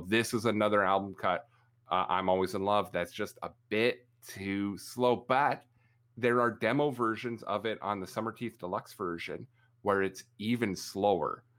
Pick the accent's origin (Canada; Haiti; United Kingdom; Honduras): Canada; obnoxiously Canadian